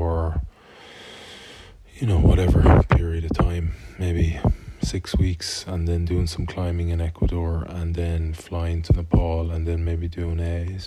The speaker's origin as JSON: {"language": "English", "town": "Galway", "region": "Connacht", "country": "Ireland", "tie": "born or raised there", "said": "my hometown, Galway"}